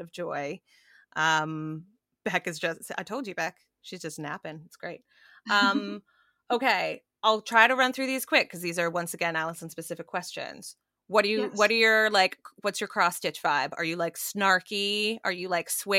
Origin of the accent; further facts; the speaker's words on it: Canada; I'm Canadian